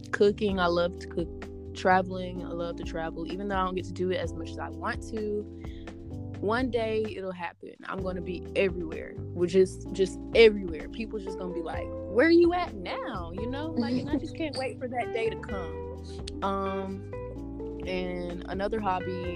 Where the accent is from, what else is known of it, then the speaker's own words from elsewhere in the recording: Chattanooga, Tennessee, United States; moved away as an adult; now in Murfreesboro, United States; I'm from Chattanooga, Tennessee.